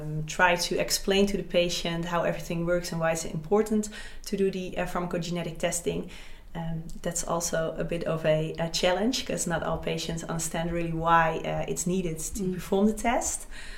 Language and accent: English; Gelderland, Netherlands; I'm … from Gelder.